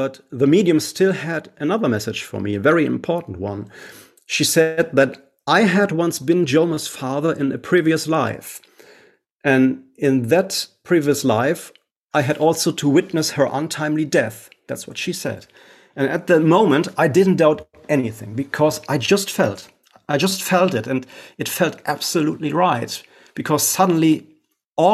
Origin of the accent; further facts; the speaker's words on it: Essen, North Rhine-Westphalia, Germany; here in my hometown in Essen